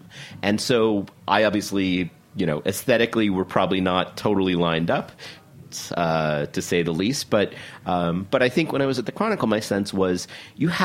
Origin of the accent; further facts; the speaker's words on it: New York, United States; moved away as an adult; also born or lived in California; Born and raised in New York